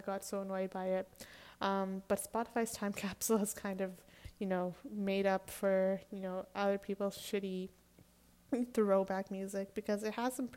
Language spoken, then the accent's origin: English; Canada; I'm Canadian